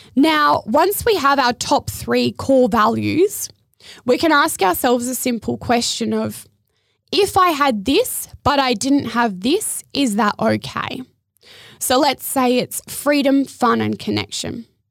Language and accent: English; Adelaide, South Australia, Australia; moved away as an adult; also born or lived in Surfers Paradise, Queensland; now in Gold Coast, Australia; Growing up in Adelaide